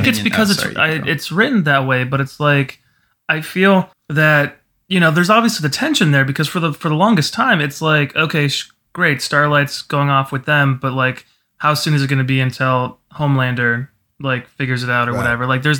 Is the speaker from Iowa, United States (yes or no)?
yes; Cedar Rapids, Iowa, United States; I'm from Cedar Rapids, whatever, so let's.